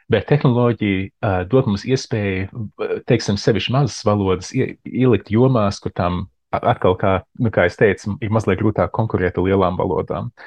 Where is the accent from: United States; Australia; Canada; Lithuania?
United States; Arizona; moved away; also born or lived in Latvia; uzaugot Arizonā, ar Amerikas Savienoto Valstu, tā kā Dienvidrietumos.